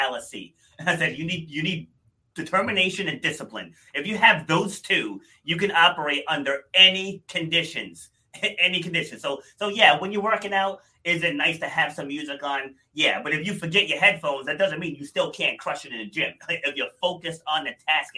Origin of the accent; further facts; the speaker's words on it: Rhode Island, United States; also born or lived in New York City; we moved to Rhode Island when I was 2.5, I want to say. So I'm definitely from Rhode Island